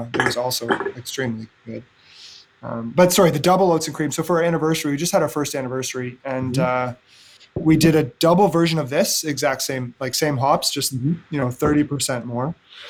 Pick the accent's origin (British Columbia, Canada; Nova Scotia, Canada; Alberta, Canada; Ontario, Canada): Alberta, Canada; Edmonton; now in Kingston, Canada; so I moved to Kingston from Edmonton. Edmonton, Alberta has a growing beer scene now, actually.